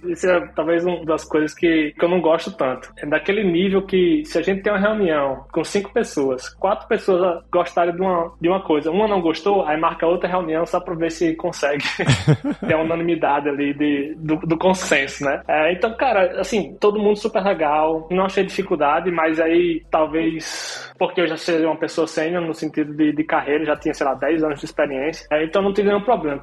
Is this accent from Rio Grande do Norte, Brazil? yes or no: yes; Natal, Rio Grande do Norte, Brazil; moved away as an adult; also born or lived in Caicó, Brazil; now in Sweden; Eu sou do interior do Rio Grande do Norte, é uma cidade chamada Caicó. Eu nasci em Natal, na verdade, mas eu morei praticamente a minha infância inteira lá em Natal.